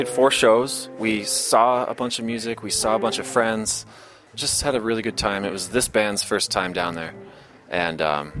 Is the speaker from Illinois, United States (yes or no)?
yes; Chicago, Illinois, United States; moved away as an adult; also born or lived in Ann Arbor, Michigan; I grew up in Lincoln Park.